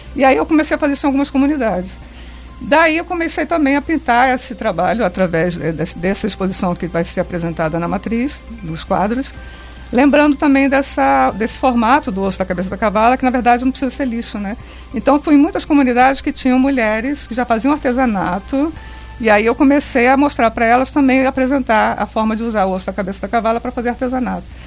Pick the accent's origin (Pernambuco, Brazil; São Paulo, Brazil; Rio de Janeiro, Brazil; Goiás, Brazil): Rio de Janeiro, Brazil; Angra dos Reis; Eu nasci em Angra